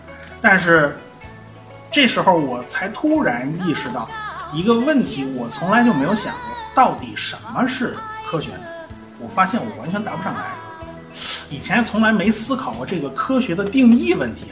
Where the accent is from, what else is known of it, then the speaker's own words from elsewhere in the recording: Beijing, China; 我是北京人嘛，对吧？呃，对评书啊、相声之类的东西，从小接触的就比较多。